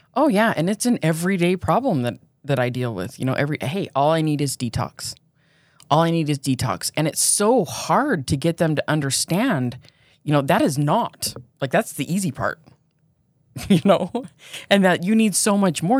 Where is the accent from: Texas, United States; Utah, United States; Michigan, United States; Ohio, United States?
Utah, United States; Pleasant Grove; also born or lived in Provo, Utah; I grew up in Pleasant Grove. I lived there until I was fourteen, and then I moved to Provo.